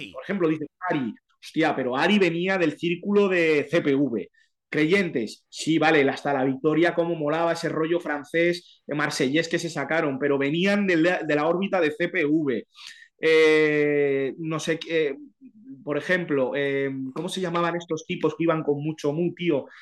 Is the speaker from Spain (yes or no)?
yes; a village in Santander, Cantabria, Spain; moved away; also born or lived in Madrid; vengo de un pueblo de Santander